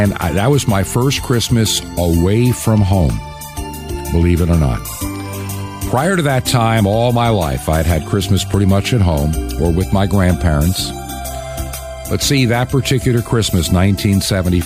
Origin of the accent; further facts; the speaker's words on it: Long Island, New York, United States; growing up on Long Island in New York